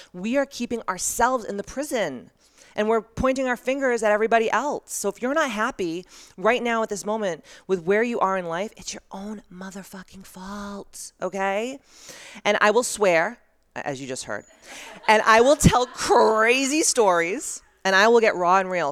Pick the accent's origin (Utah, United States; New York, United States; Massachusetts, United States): Massachusetts, United States; Taunton; I grew up in Taunton, Massachusetts